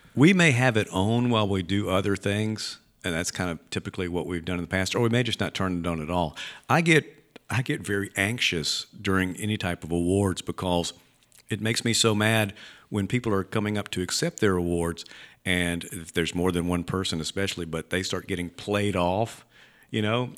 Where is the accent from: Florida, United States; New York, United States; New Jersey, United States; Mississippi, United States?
Mississippi, United States; Leland; I grew up in Leland